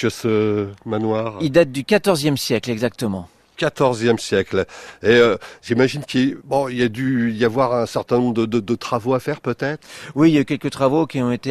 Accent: Rouen, Normandy, France; also born or lived in Fougères; now in Mayenne, France; normand à la base, je suis rouennais, mais breton de cœur de, de, de Fougères.

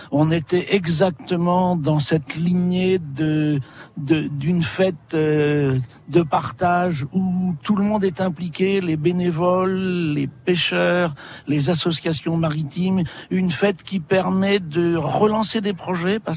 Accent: Normandy, France; born there; now in Douarnenez, France; Moi j'habite, euh, je suis né en Normandie, mais j'habite à Douarnenez.

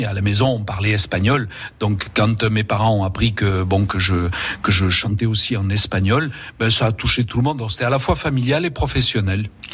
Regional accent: Vaucluse, Provence-Alpes-Côte d'Azur, France; also born or lived in Spain; c'était chez nous en Vaucluse

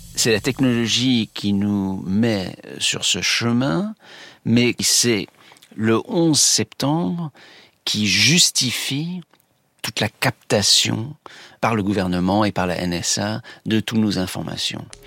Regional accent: United States; chez nous, aux États-Unis

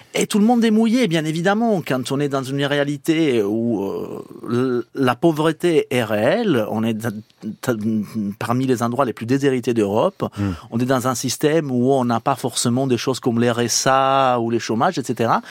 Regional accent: Palermo, Sicily, Italy; French is a second language; moved away; also born or lived in Lyon; je suis des Palermes

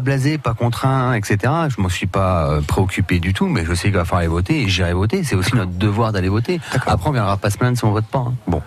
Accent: Reims, Grand Est, France; moved away as an adult; je suis un pur Rémois, je suis né à Reims, je suis un pur souche

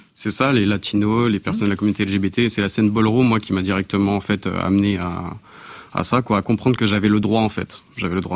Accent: France; moved away as an adult; also born or lived in Canada; j'ai grandi en France

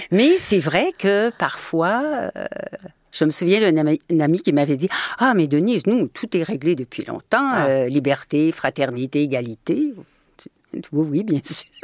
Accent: Normandy, France; c'est des mots que j'utilisais dans mon enfance et je me disais mais oui, moi aussi je suis normande

